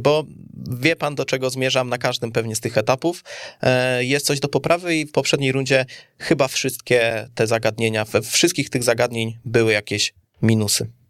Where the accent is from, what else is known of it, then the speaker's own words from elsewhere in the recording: Kielce, Świętokrzyskie Voivodeship, Poland; jestem Kielczaninem